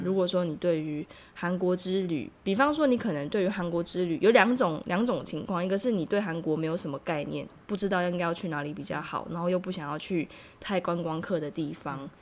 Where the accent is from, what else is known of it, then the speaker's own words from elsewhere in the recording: Taiwan; moved away as an adult; now in South Korea; 虽然我是台湾人，但是，但是我真的不太习惯